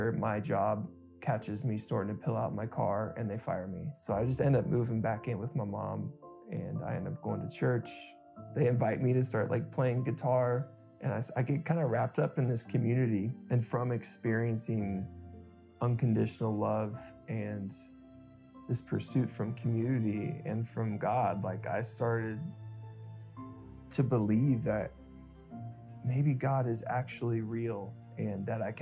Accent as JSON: {"language": "English", "town": "Springfield", "region": "Ohio", "country": "United States", "tie": "born or raised there", "said": "I grew up in Springfield, Ohio"}